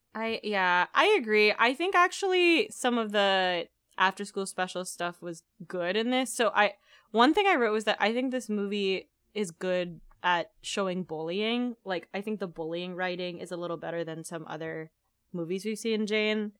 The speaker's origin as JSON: {"language": "English", "country": "Philippines", "tie": "born or raised there", "moved": "yes", "said": "I was raised in the Philippines"}